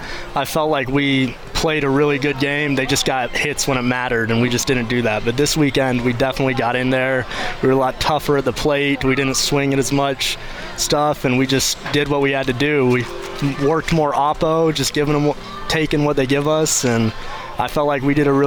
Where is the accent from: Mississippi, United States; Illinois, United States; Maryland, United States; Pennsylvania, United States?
Mississippi, United States; moved away as an adult; I'm from Mississippi